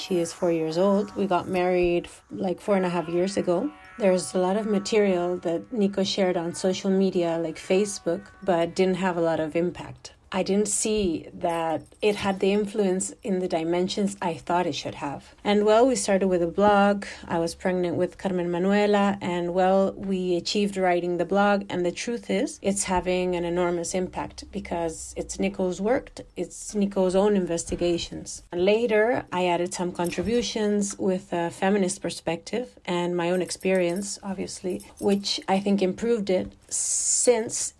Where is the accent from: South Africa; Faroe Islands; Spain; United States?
Spain; Madrid, Community of Madrid; also born or lived in Alicante; I was born in Vallecas, same neighborhood. I was raised in a Gajo family